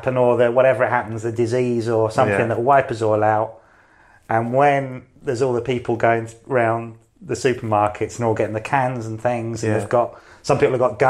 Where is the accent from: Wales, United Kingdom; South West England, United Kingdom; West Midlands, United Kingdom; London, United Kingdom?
London, United Kingdom; I grew up in London. I grew up in the city. My family are from Cumbria.